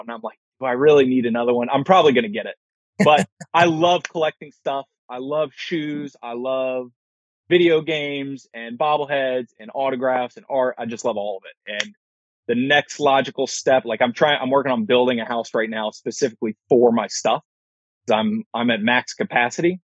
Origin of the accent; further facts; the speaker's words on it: Fairfax, Virginia, United States; moved away as an adult; also born or lived in Washington, D.C.; now in Cleveland, United States; I'm from Washington, D.C., well, Fairfax, Virginia, and lived there for 20 years.